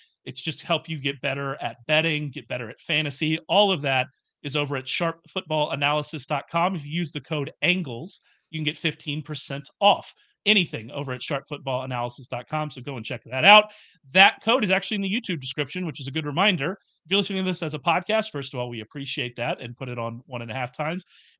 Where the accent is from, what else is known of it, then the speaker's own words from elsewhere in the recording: Texas, United States; accent: Southern; I am a Southerner. I am from Texas.